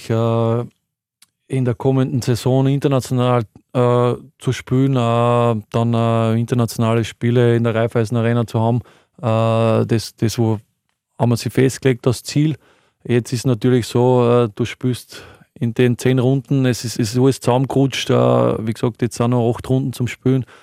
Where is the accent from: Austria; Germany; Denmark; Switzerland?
Austria; Linz, Upper Austria; für mich als, als Oberösterreicher, Linzer, äh, schon ewig beim Verein, auch da alles miterlebt eigentlich, Nachwuchs, Akademie, äh, Regionalliga-Zeit.